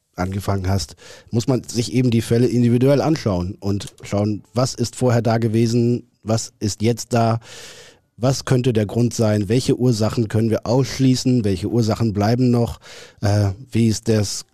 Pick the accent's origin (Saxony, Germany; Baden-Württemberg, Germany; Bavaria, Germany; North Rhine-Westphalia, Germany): North Rhine-Westphalia, Germany; Neuenkirchen; also born or lived in Hamburg; in Neuenkirchen, im schönsten Münsterland